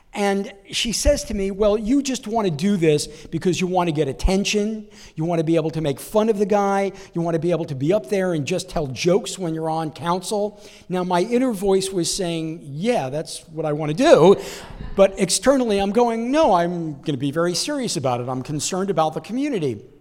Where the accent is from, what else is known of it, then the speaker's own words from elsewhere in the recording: New York, United States; moved away as an adult; I'm originally from New York. I just moved out here about six months ago